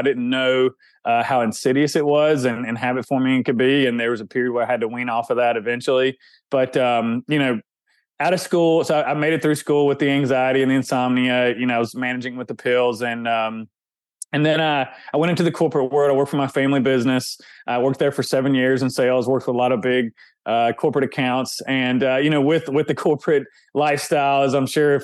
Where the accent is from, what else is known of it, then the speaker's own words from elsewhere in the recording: the South, Southern United States, United States; accent: Southern; if you can hear my accent, Southern guy